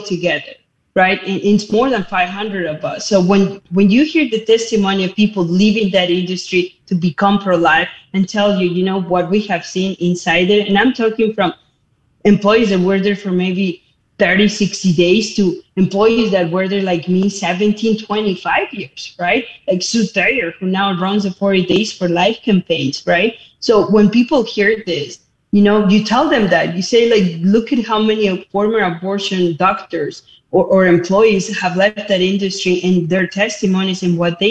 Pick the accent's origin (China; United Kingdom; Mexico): Mexico; Mexico City; moved away as an adult; now in United States; I was born and raised Catholic in Mexico City